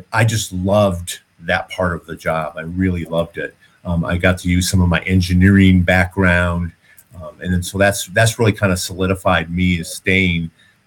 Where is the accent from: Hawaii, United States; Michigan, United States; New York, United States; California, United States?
Michigan, United States; Detroit; moved away; I grew up in Detroit